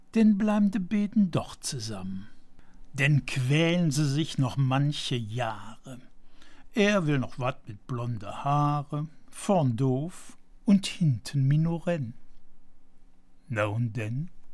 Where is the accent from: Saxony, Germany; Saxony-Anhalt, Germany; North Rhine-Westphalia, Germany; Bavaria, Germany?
North Rhine-Westphalia, Germany; Aachen; Sehen Sie mir bitte als gebürtigem Aachener nach